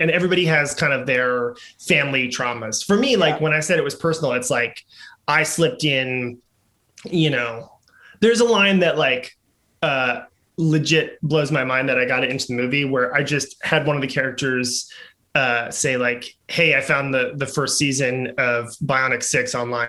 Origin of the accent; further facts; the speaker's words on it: New York City, New York, United States; I grew up in uh, like just 1980s New York City, Manhattan